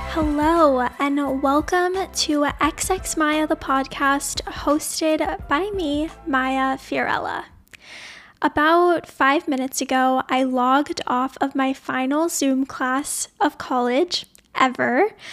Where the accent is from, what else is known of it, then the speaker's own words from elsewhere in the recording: New Orleans, Louisiana, United States; moved away as an adult; also born or lived in Sonoma, California; I grew up in New Orleans, Louisiana, which is pretty deep in the South